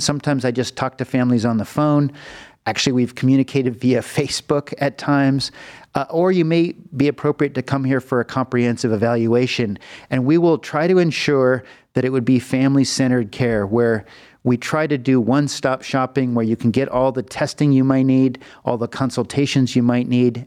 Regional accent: Los Angeles, California, United States; moved away as an adult; also born or lived in Philadelphia; now in Cleveland, United States; I'm from California. I was born in the Los Angeles region in the Valley.

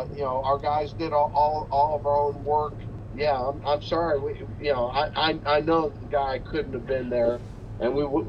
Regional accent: Cleveland, Ohio, United States; I'm from Cleveland

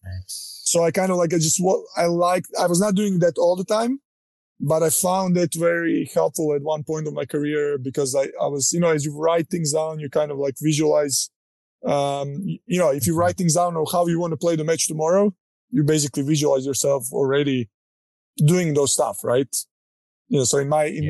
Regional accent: Croatia; moved away as an adult; now in United States; growing up in Croatia, uh, you know, not coming from a wealthy family

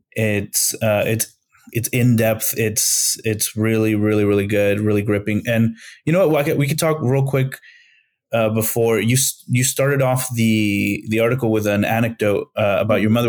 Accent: San Luis Potosí, Mexico; I'm from Mexico, I'm from San Luis Potosí, Mexico

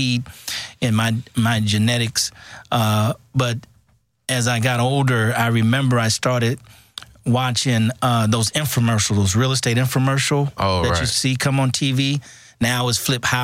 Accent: San Francisco, California, United States; moved away as an adult; also born or lived in Houston, Texas; I grew up in San Francisco, which is very integrated

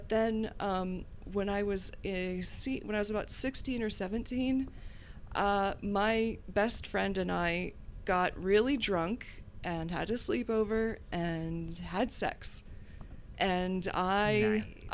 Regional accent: Gloucester, Virginia, United States; I grew up in Virginia in a rural, tiny little fishing village called Gloucester, technically Guinea

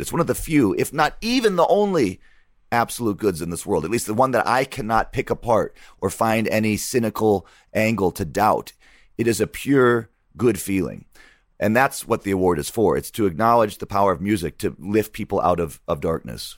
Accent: Michigan, United States; growing up in Michigan

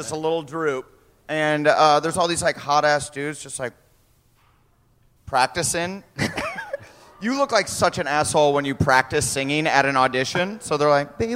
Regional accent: Waterloo, Iowa, United States; I'm from Waterloo, Iowa.

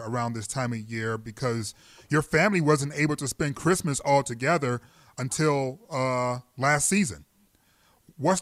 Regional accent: Detroit, Michigan, United States; I'm from the D

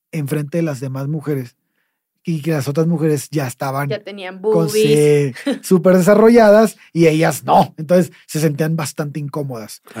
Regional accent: Tampico, Tamaulipas, Mexico; nuestro pueblo. Tampico

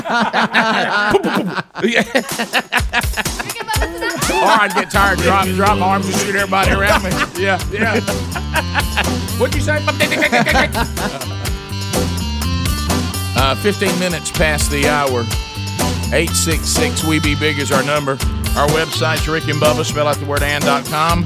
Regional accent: Alabama, United States; growing up in Alabama

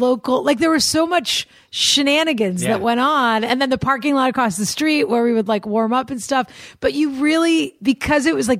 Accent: Newton, Massachusetts, United States; I grew up in Newton, Massachusetts

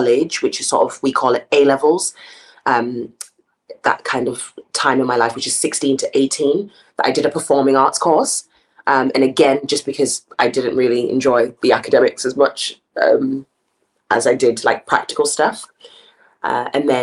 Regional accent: South Africa; now in United Kingdom; being able to play outside in South Africa

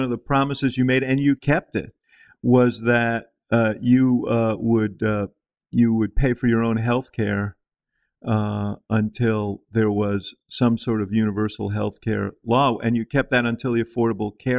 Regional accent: Chicago, Illinois, United States; I'm from Chicago

